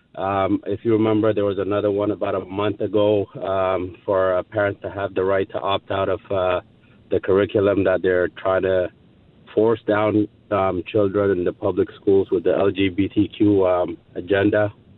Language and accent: English; Ethiopia; now in Montgomery County, United States; we are from Ethiopia